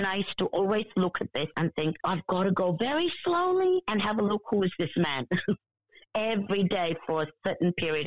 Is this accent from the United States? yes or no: no; India; I was born in India